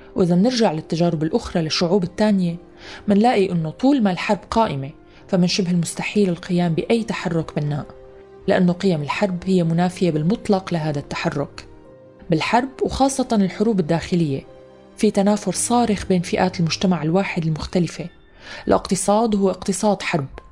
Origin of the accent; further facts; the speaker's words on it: Syria; نحن كسوريين